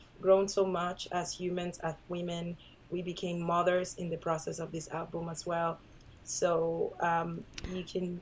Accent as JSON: {"language": "English", "region": "Havana", "country": "Cuba", "moved": "as an adult", "lives_now": "Toronto, Canada", "said": "I'm from Havana"}